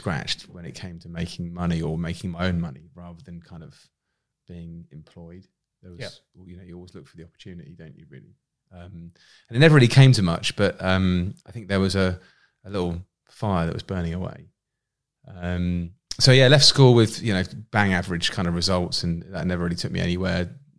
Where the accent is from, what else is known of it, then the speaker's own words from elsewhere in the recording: Winchester, South East England, United Kingdom; I think where I grew up in Winchester in Hampshire, it's one of those towns where everyone knows everyone.